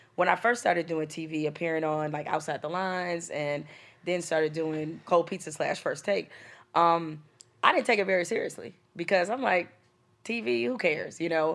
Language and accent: English; Detroit, Michigan, United States; growing up in Detroit in the hood